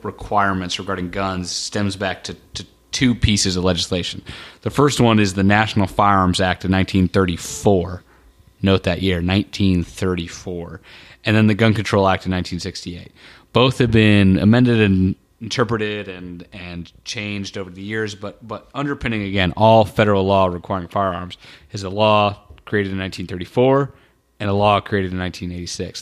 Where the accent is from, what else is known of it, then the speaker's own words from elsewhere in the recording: Indiana, United States; also born or lived in North Carolina; I was born in North Carolina, North Carolina grew up in Indiana